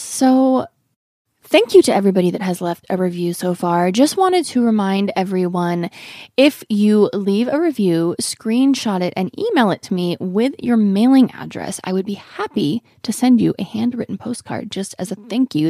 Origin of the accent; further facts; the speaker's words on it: Oregon, United States; now in Los Angeles, United States; I grew up in Oregon